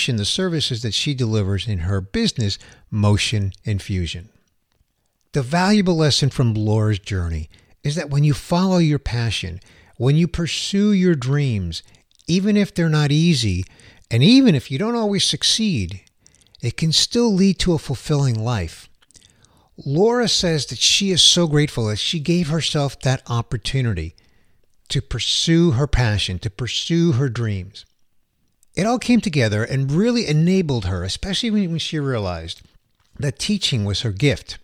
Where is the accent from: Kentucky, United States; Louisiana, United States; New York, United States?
New York, United States; New York City; the Big Apple, my hometown